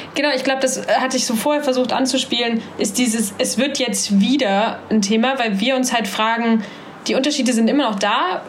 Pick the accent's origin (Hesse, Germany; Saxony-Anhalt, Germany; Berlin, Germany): Saxony-Anhalt, Germany; Halle; moved away as an adult; now in Hamburg, Germany; Ich bin in Halle an der Saale groß geworden